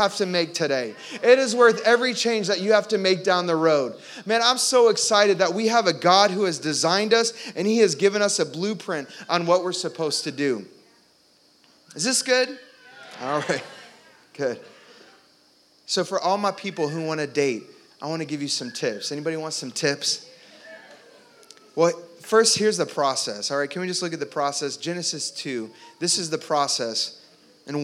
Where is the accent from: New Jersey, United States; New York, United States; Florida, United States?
Florida, United States; Orlando; I grew up in Orlando